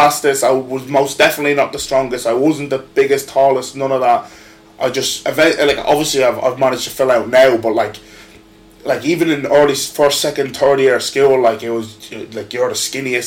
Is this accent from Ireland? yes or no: yes; Balbriggan, Leinster, Ireland; grew up in Balbriggan